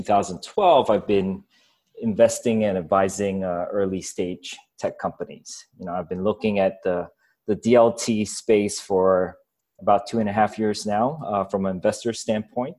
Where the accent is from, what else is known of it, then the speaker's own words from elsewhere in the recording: Singapore; moved away as an adult; also born or lived in Ghana; I grew up in Singapore